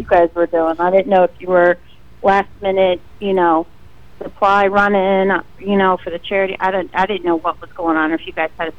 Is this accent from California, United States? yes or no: no; Florida, United States; I was born in Florida.